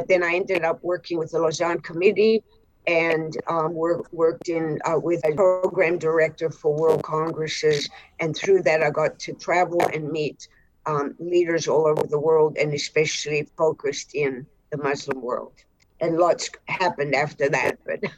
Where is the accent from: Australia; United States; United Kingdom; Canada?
Australia; also born or lived in Cairo, Egypt; I was born in Cairo, Egypt, but I'm not Egyptian. I'm actually Australian Greek.